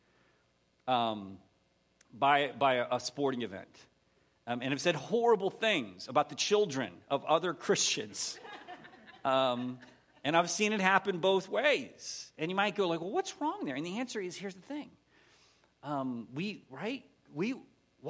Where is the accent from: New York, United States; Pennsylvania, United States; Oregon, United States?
Pennsylvania, United States; Erie; moved away as an adult; now in Texas, United States; I grew up in Pennsylvania